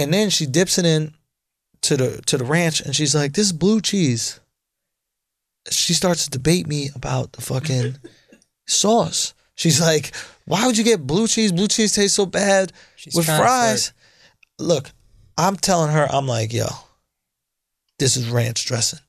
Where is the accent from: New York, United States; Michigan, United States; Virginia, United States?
New York, United States; I'm from New York